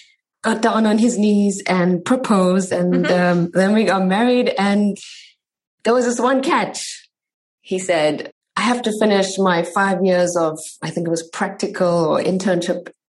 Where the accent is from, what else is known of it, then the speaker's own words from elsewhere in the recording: South Africa; But I'm from South Africa. I met my husband some 8-9 years ago in South Africa.